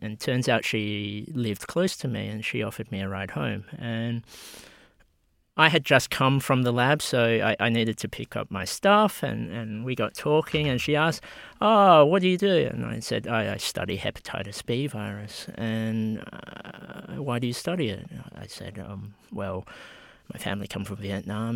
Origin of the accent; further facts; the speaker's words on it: Australia; I was born in Australia